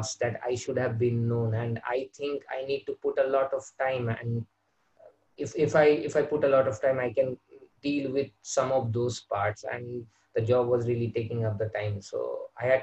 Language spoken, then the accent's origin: English; Kolkata, West Bengal, India; I'm from India, and I'm from West Bengal, where I've been brought up